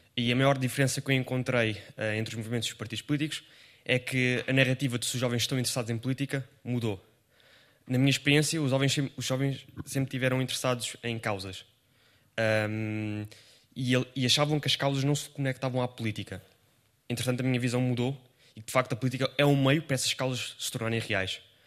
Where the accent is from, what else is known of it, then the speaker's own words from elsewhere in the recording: Margem Sul, Lisbon, Portugal; também sou da Margem Sul